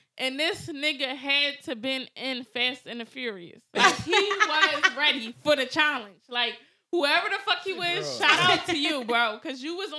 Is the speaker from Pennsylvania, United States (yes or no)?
yes; Philadelphia, Pennsylvania, United States; All right, I'm from Philly.